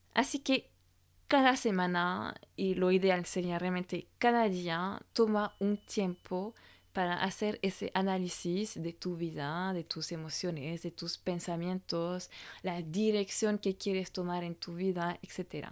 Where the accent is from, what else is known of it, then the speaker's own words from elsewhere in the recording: France; francesa y coach de imagen